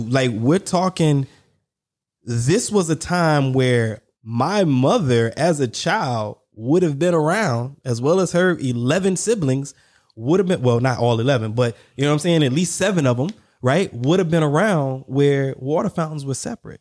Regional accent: the South, United States; Growing up in the South

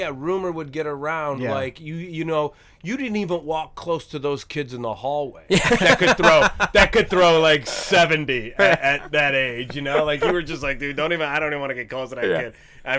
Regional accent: Cleveland, Ohio, United States; I grew up in the Cleveland area.

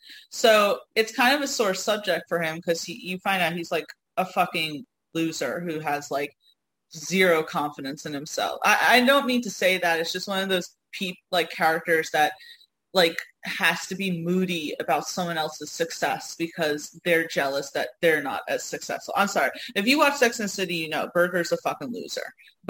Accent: Northeast, United States; My accent gives me away. I was just talking the other day how there was one time I was down in Arkansas with you, and we were at stage, and I think I was checking out, and the woman instantly was like, oh, so what part of the Northeast are you from?

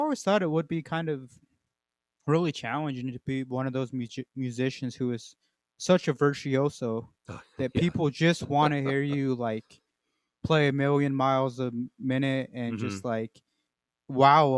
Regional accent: Southern Colorado, United States; moved away; my youth growing up in Southern Colorado and then moving up this way

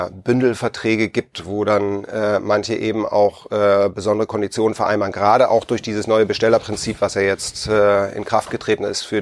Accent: Hamburg, Germany; Und äh, ich komme ursprünglich aus Hamburg

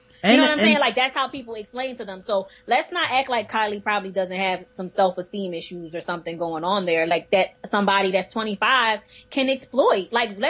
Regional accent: Philadelphia, Pennsylvania, United States; Like I'm from Philly.

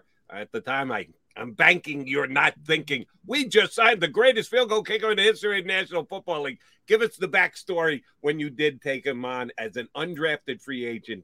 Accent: Marlton, New Jersey, United States; also born or lived in Yonkers, New York; Martin, New Jersey, my hometown. My other hometown, Yonkers, New York

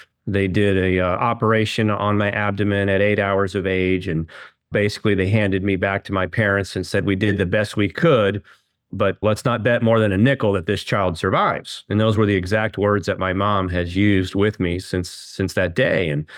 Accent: Kansas City, Missouri, United States; Well, I was born and raised in Kansas City.

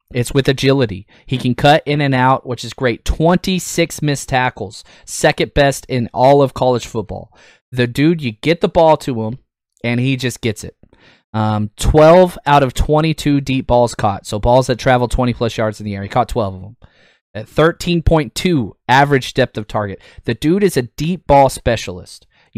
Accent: Texas, United States; I'm a Texas Longhorn guy, you know, born and raised in Texas.

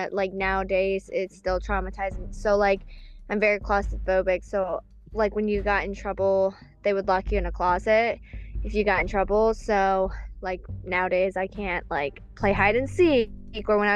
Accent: Southern Maryland, United States; also born or lived in Moscow, Russia / Kentucky; I grew up in Southern Maryland, and that's where I live

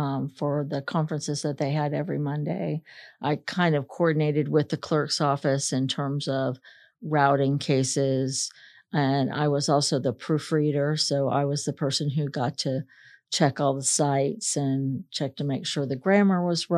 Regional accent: Florida, United States; My dad, initially, when we went to the Space Coast, worked for IBM.

